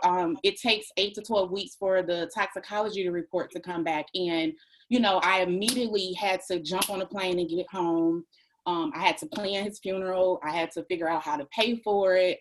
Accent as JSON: {"language": "English", "town": "Detroit", "region": "Michigan", "country": "United States", "moved": "as an adult", "lives_now": "Maryland, United States", "said": "we're from Detroit."}